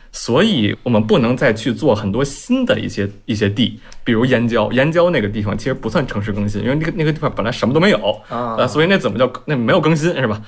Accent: Beijing, China; 我一直从小在北京长大嘛

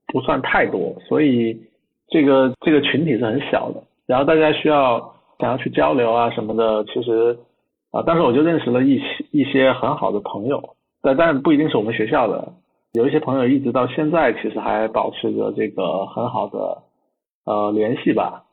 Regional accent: Nanning, Guangxi, China; 我的老家是在广，广西南宁，西南， 边陲小城

